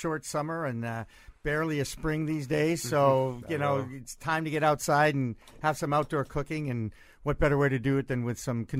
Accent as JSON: {"language": "English", "region": "New England", "country": "United States", "tie": "born or raised there", "said": "I grew up in New England"}